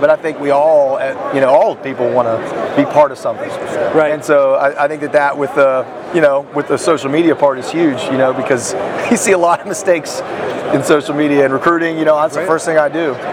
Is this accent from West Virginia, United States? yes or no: yes; West Virginia, United States; I'm from West Virginia. We're a small community.